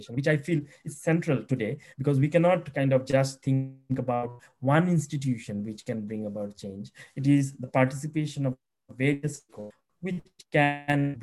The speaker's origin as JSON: {"language": "English", "region": "Meghalaya", "country": "India", "said": "I come from Meghalaya, and the Khasi society is matrilineal"}